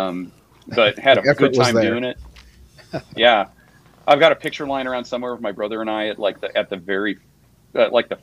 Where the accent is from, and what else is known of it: San Jose, California, United States; born or raised there; also born or lived in Mountain View, California / Sunnyvale, California